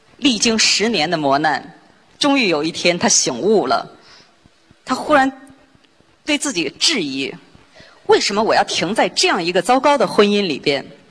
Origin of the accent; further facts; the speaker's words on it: China; 在我们中国人的观念里边，这是模范夫妻